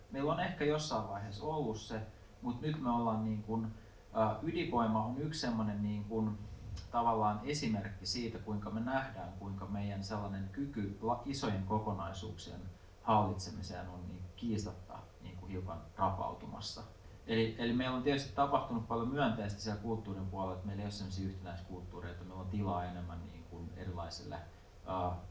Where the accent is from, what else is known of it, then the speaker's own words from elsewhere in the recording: Joutseno, South Karelia, Finland; joutseno 80-luvulla, se oli aika, aika kova niin kuin, rauhan mielisairaala, jonka alueelta mä oon kotoisin